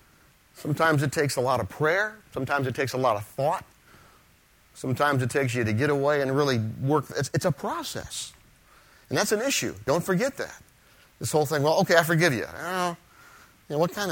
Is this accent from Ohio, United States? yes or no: yes; Ohio, United States; moved away; I'm from Ohio.